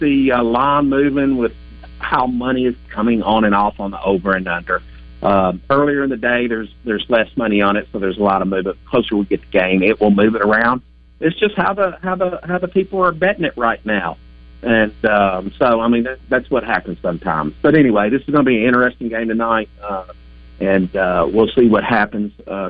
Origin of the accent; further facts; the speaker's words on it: Tennessee, United States; I was born and raised in Tennessee and went to Tennessee.